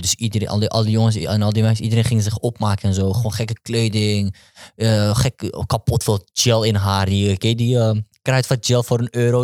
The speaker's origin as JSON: {"language": "Dutch", "town": "Amsterdam", "region": "North Holland", "country": "Netherlands", "tie": "born or raised there", "said": "Ik ben opgegroeid in Amsterdam-West"}